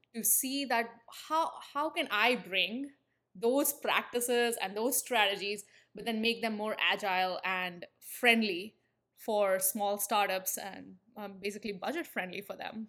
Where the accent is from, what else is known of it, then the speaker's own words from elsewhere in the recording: India; moved away; if the accent hasn't given it away, I'm from India. And I spent my entire, uh, formative years in the country.